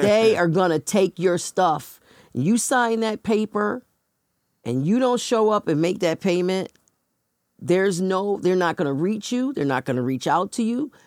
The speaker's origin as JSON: {"language": "English", "town": "Buffalo", "region": "New York", "country": "United States", "tie": "born or raised there", "moved": "as an adult", "lives_now": "Rochester, United States", "said": "where I was born and raised in Buffalo"}